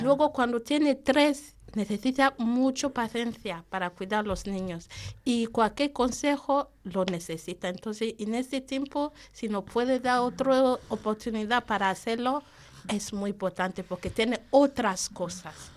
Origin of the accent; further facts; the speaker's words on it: Nigeria; Spanish is a second language; now in Spain; soy de Nigeria